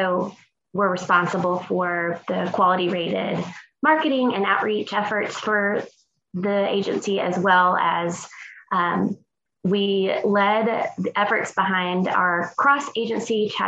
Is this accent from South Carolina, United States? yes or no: yes; Spartanburg, South Carolina, United States; now in Atlanta, United States; I am from Spartanburg, South Carolina